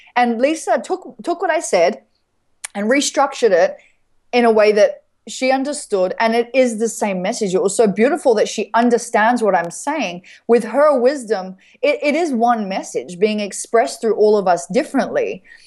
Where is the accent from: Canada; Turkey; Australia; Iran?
Australia; I'm grateful to be an Australian